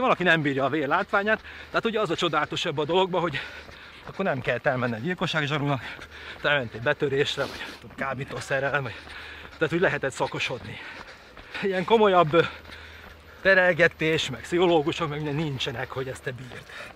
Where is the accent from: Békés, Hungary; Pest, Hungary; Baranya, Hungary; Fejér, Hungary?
Pest, Hungary; also born or lived in Nagykáta; Ahol én felnőttem egy kis faluba